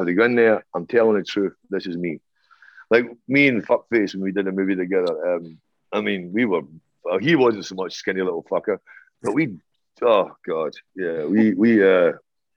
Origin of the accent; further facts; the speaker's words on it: Ireland; I'm Irish up the arse. I mean, I've got a fucking huge history and my grandparents